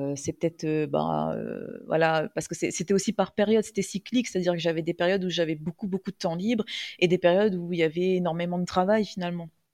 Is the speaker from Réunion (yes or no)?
yes; Réunion; also born or lived in metropolitan France; je vis à La Réunion, je suis réunionnaise